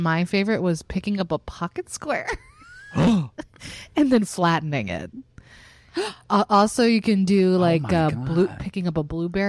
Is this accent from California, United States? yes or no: no; Dallas, Texas, United States; now in New York, United States; I grew up in Dallas suburbs.